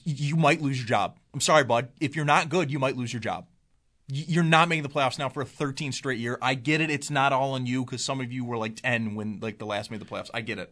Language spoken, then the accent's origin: English; Cheektowaga, New York, United States; I'm from Cheetawauga. I can call it Cheetawauga. I was born and raised there